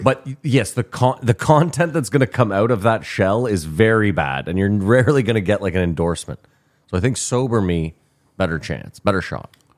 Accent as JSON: {"language": "English", "town": "Ottawa", "region": "Ontario", "country": "Canada", "said": "we are from Ottawa"}